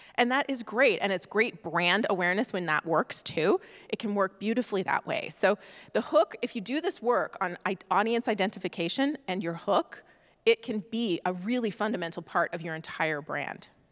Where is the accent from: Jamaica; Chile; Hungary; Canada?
Canada; moved away as an adult; now in United States; I am from Canada originally